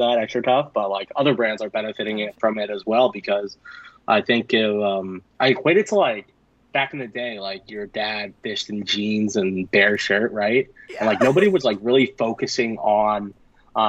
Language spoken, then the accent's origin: English; Maine, United States; I grew up in Maine